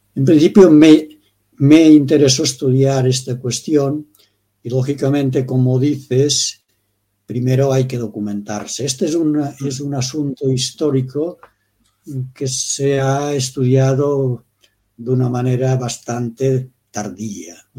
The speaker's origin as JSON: {"language": "Spanish", "area": "Pre-Pyrenees, Baix Pallars area", "region": "Catalonia", "country": "Spain", "tie": "born or raised there", "said": "nací exactamente en el Pre-Pirineo, que llamamos nosotros, mm. en la zona de, de Cataluña y Huesca"}